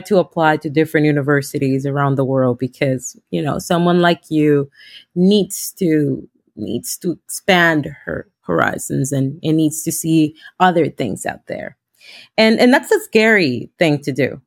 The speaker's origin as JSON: {"language": "English", "country": "Honduras", "moved": "as an adult", "lives_now": "United States", "said": "I am from Honduras. Um, I am a lawyer back home, I came in 2016"}